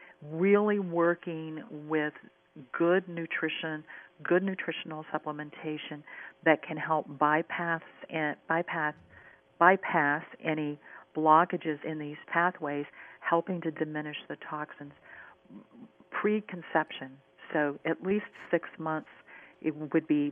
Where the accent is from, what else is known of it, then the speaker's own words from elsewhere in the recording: Minnesota, United States; In the upper Midwest, and I'm from Minnesota, in the upper Midwest